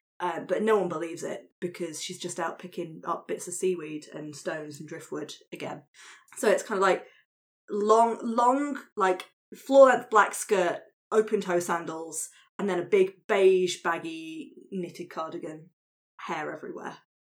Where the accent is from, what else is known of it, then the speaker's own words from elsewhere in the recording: East of England, United Kingdom; I mean, I grew up in Suffolk. So this is what I'm picturing, this kind of like rural coastal area